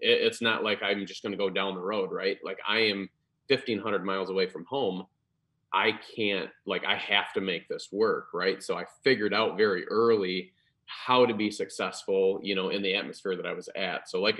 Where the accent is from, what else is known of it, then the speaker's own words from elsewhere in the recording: Grand Rapids, Michigan, United States; now in Orlando, United States; I moved all the way from Grand Rapids to Orlando thinking, oh man, this is the best, right?